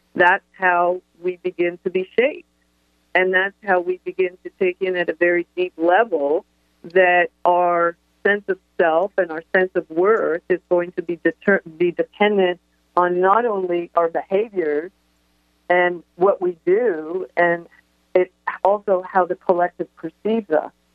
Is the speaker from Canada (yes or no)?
yes; Toronto, Ontario, Canada; I grew up in Toronto